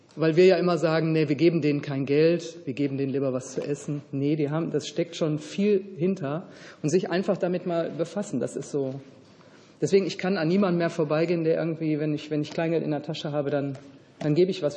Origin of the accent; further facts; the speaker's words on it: Hungary; wir kommen ja aus Ungarn